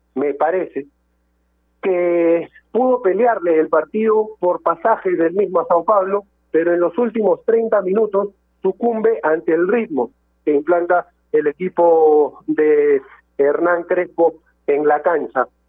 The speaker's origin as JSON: {"language": "Spanish", "country": "Peru", "said": "nosotros como peruanos"}